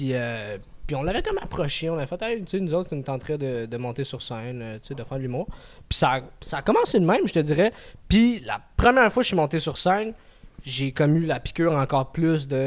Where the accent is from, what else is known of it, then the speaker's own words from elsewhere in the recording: Montreal, Quebec, Canada; first language French; je suis un gars de Montréal. Ok. moi, c'est. Ouais, c'est Montréal, les alentours.